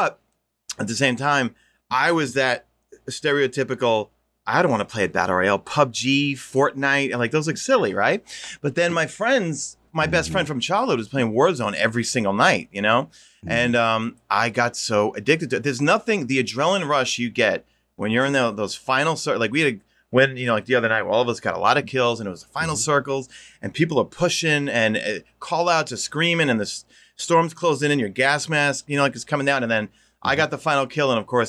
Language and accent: English; Queens, New York, United States; You know, growing up in Queens, you know what it's like, obviously, you know.